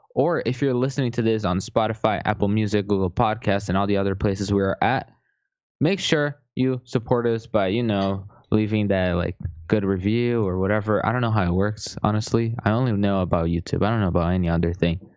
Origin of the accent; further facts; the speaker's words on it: Brazil; I'm from Brazil